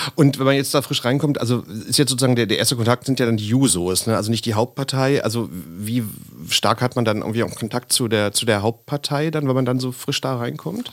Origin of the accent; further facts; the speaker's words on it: Berlin, Germany; ich auch aus Lichtenrade stamme